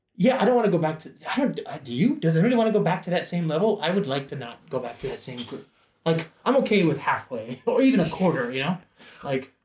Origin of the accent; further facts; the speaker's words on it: United States; an American English speaking nerd